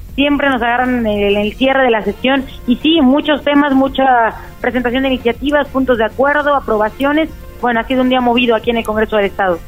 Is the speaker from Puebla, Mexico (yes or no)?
yes; Puebla, Mexico; como poblanos, como poblanas